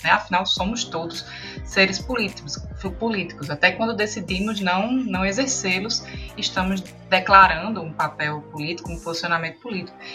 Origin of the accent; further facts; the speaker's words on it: Brazil; enquanto brasileiro